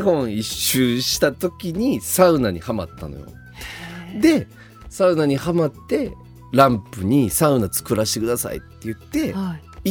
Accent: Kyoto, Japan; 地元京都

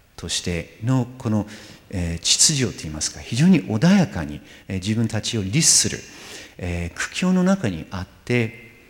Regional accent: New York, United States; moved away; ニューヨーク私の出身地であるニューヨーク

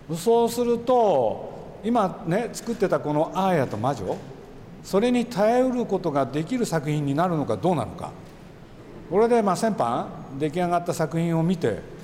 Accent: Nagoya, Aichi, Japan; 毎日ねあそこで遊んでましたよね夜暗くなるまで

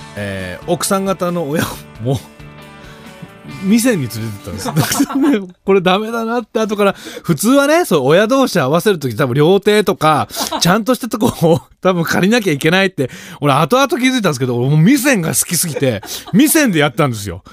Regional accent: Gifu, Japan; 地元が岐阜

